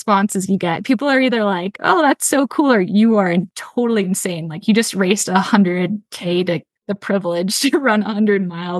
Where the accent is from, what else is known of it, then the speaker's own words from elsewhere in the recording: Chicago, Illinois, United States; moved away; I grew up in Chicago, so I was telling you all before we got going, and spent all of my summers in high school up in Quetico Provincial Park, canoeing around, just north of the Boundary Waters.